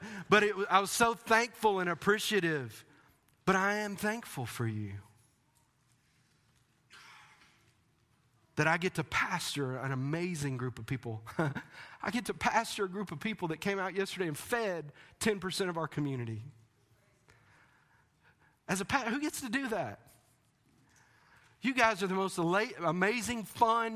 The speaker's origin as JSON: {"language": "English", "region": "Texas", "country": "United States", "moved": "yes", "said": "I'm from Texas"}